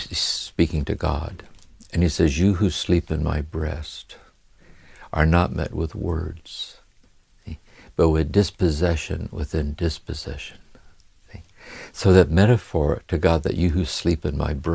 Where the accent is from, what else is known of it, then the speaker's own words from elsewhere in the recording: Akron, Ohio, United States; growing up in Akron, Ohio, with a violent alcoholic father